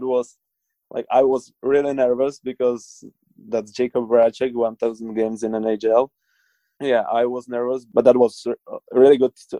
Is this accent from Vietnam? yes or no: no; Czechia; I watch just highlights because, like in Czech, we got 8 hours jet lag, so that's pretty hard for us.